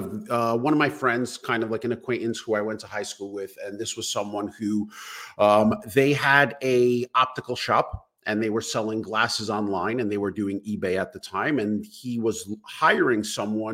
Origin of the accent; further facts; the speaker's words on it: New York City, New York, United States; born and raised in Brooklyn, New York